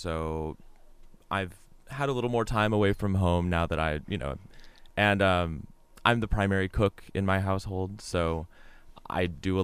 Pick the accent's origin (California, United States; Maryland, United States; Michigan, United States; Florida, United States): California, United States; Long Beach; I come from Long Beach Unified, that was where I got my primary education, my pre-college education